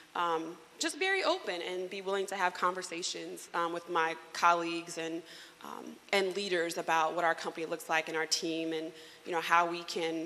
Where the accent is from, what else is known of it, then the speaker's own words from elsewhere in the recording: Indianapolis, Indiana, United States; moved away as an adult; also born or lived in Cincinnati; I'm originally from Indianapolis, Indiana.